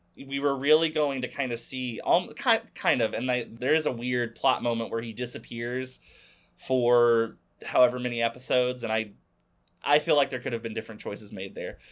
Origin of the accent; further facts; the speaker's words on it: Arkansas, United States; used to be a hobby shop in my hometown in Arkansas